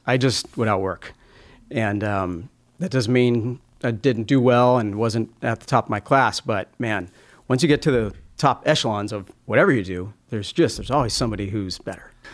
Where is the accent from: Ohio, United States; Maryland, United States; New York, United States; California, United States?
California, United States; El Dorado; also born or lived in Los Angeles, California; I was born in Los Angeles. When we were young, my parents moved to Northern California.